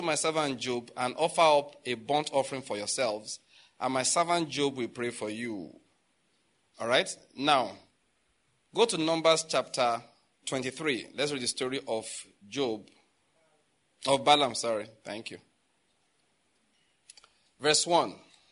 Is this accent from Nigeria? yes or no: yes; Western Nigeria, Nigeria; I'm from Western Nigeria, so I know about the culture over there